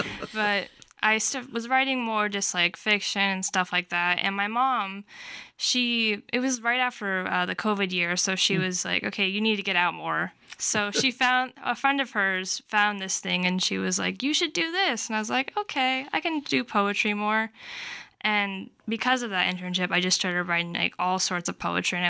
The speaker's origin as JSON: {"language": "English", "town": "Davenport", "region": "Iowa", "country": "United States", "tie": "born or raised there", "said": "Yeah, I was born and raised there, but I do the Midwest Writing Center's youth summer internship."}